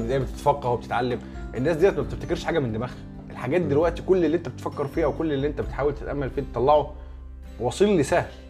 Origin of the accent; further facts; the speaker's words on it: Egypt; عندنا في مصر